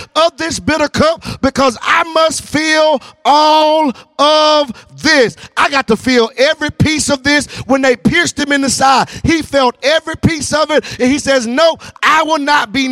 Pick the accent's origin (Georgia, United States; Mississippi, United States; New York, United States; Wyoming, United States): Georgia, United States; Newnan; I'm from Noonan, Georgia. Y'all know real down there on the dirt road.